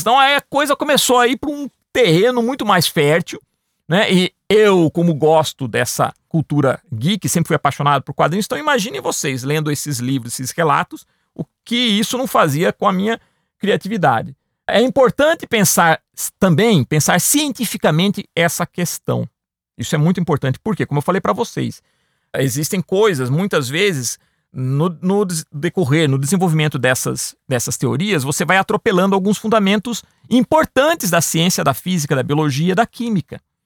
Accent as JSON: {"language": "Portuguese", "town": "Piracicaba", "region": "São Paulo", "country": "Brazil", "tie": "born or raised there", "said": "quando era bem novo na cidade que eu nasci, em Piracicaba"}